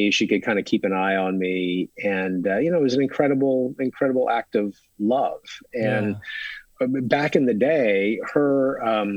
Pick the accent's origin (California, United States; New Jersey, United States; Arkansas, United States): Arkansas, United States; Ozark Mountains, Northwest; I grew up in Northwest Arkansas, in the U.S., in the Ozark Mountains.